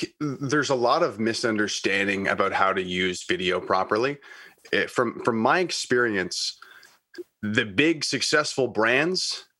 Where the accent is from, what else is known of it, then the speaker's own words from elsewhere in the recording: Kingston, Ontario, Canada; Well, I grew up in Kingston, Ontario, Canada. Went to school for media studies in London, Ontario, and also radio broadcasting.